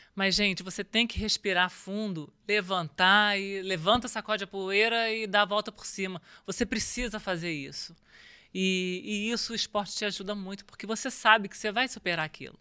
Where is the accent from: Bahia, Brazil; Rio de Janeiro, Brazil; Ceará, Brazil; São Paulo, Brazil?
Rio de Janeiro, Brazil; Eu, eu nasci no Rio, comecei a jogar vôlei aos 12